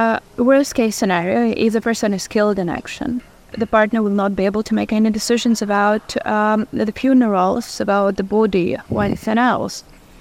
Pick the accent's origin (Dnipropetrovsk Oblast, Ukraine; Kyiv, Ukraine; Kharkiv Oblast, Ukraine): Kharkiv Oblast, Ukraine; Kharkiv; I'm from Kharkiv.